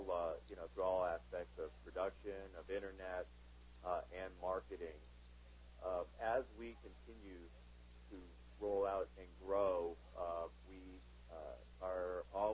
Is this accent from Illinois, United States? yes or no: no; Southern California, United States; born and raised in Southern California